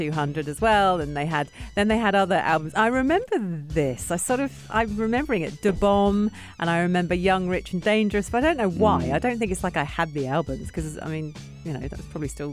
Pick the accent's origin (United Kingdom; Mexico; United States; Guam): United Kingdom; England; I'm English